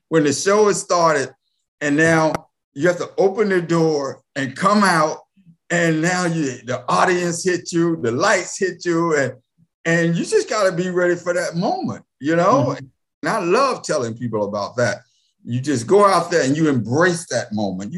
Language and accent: English; Raleigh, North Carolina, United States; moved away as an adult; also born or lived in California; I grew up in Raleigh